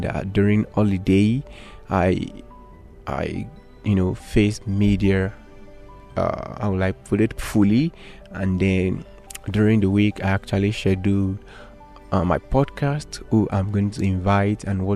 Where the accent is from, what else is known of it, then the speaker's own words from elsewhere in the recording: Ilorin, Kwara, Nigeria; also born or lived in Igbeti, Oyo State; I was born and raised in Kwara State, that is Ilorin to be precise.